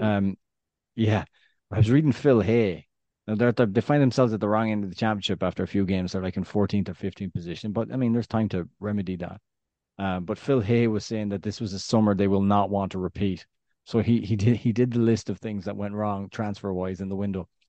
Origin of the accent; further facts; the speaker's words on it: west of Ireland, Ireland; accent: West of Ireland Irish; I've got my Irish accent, my West of Ireland Irish accent.